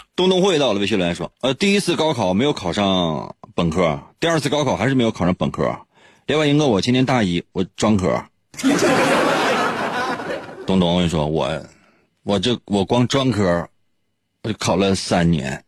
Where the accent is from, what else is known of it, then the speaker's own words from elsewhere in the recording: Shenyang, Liaoning, China; 就是在我们东北，或者说是在沈阳